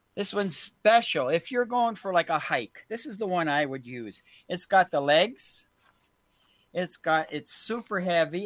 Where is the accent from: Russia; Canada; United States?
Canada; We are we are all Canadian here